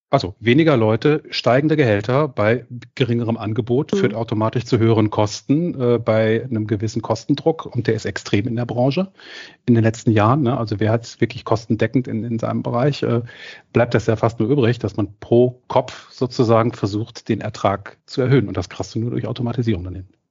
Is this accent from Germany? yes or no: yes; Cologne, North Rhine-Westphalia, Germany; als Kölner